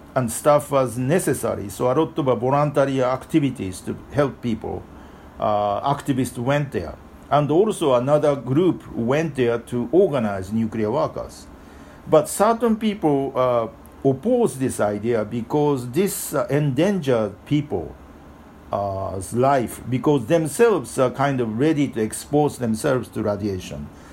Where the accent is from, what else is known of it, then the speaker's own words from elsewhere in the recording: Japan; now in New York, United States; I was born in Japan, but I live in Japan, uh, uh live in New York for uh, many, many years